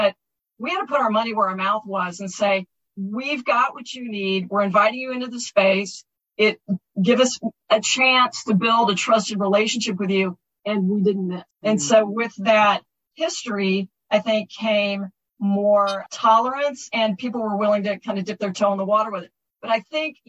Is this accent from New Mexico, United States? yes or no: no; Texas, United States; I'm a Texan